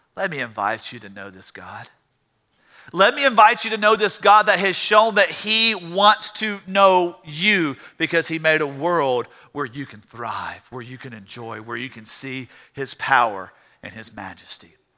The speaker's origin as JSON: {"language": "English", "region": "Louisiana", "country": "United States", "said": "I'm from Louisiana"}